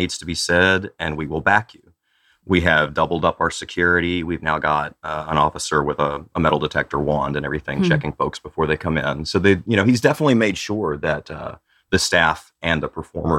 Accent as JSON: {"language": "English", "region": "Tennessee", "country": "United States", "tie": "born or raised there", "said": "I grew up queer in Tennessee in a little bitty farm community"}